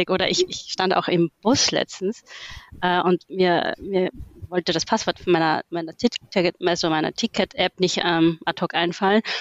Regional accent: Austria; Äh, ich bin ursprünglich auch geboren und aufgewachsen in Österreich. Ab und zu hört man es mir tatsächlich nochmal

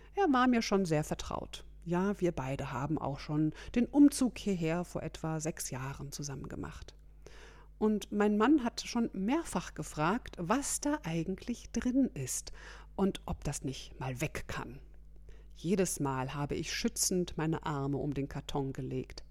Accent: Germany; bei uns in Deutschland

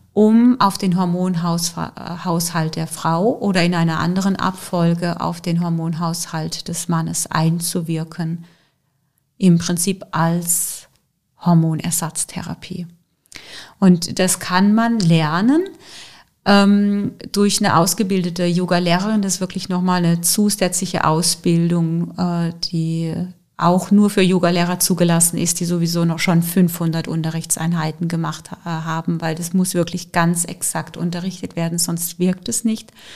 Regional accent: Germany; bei uns in Deutschland

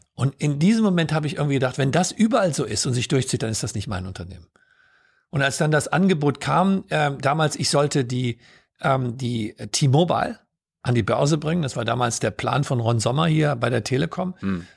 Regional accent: Solingen, North Rhine-Westphalia, Germany; ich bin in Solingen aufgewachsen

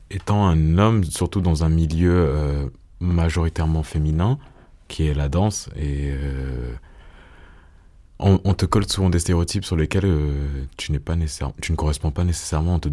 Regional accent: Cameroon; je suis camerounais, je suis noir.

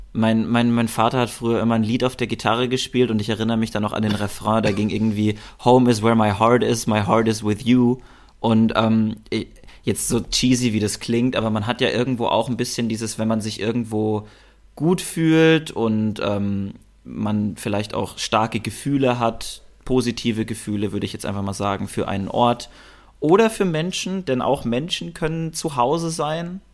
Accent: Germany; also born or lived in Berlin; ich fühle mich als Deutscher. Ich bin deutsch

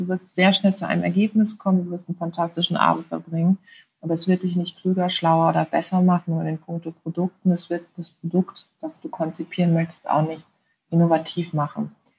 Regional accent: Karlsruhe, Baden-Württemberg, Germany; habe mit 20 Jahren kandidiert in Karlsruhe, in meiner Heimatstadt.

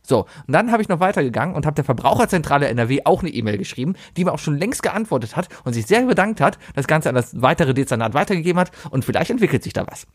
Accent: Cologne, North Rhine-Westphalia, Germany; Ich bin ja auch ein Originaler. Ich bin ja ein Kölner

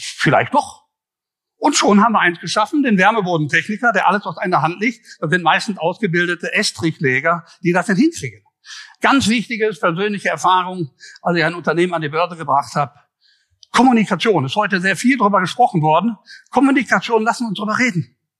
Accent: Ruhr area, North Rhine-Westphalia, Germany; accent: Ruhrgebiet; also born or lived in Düsseldorf; ich komme aus dem Ruhrgebiet, das hört man ja auch.

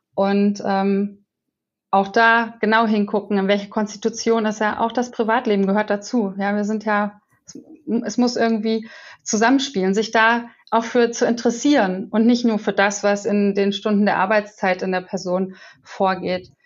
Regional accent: Wetzlar, Hesse, Germany; moved away; Ich war in meiner Heimat und war in Wetzlar

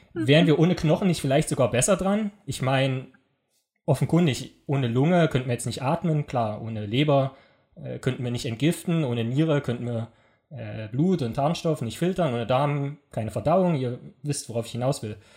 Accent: East Germany, Germany; ich komme ja aus dem Osten

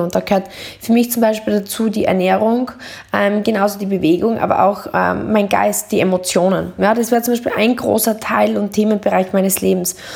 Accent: Deutschlandsberg, Styria, Austria; ich bin aufgewachsen in Deutschlandsberg

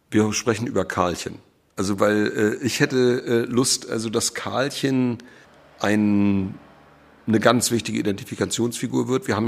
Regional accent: Schleswig-Holstein, Germany; born there; now in Mecklenburg-Vorpommern, Germany; ich bin ja gebürtiger Schleswig-Holsteiner und äh, bin aber äh, ja jetzt inzwischen also viel mehr Jahre meines Lebens hier in MacPom

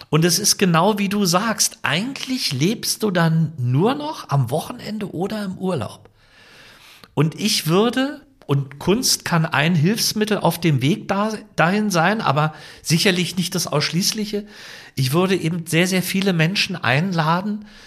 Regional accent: Potsdam, Brandenburg, Germany; Open Air in Potsdam machen. Ist ja meine Heimatstadt

